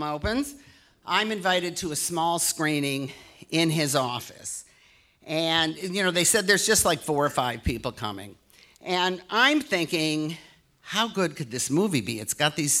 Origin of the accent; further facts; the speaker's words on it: Detroit, Michigan, United States; moved away; I love my hometown so much